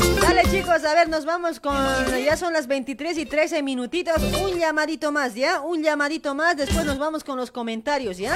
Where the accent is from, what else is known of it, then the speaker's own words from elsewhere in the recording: Bolivia; also born or lived in Luribay; now in Argentina; Somos bolivianos con orgullo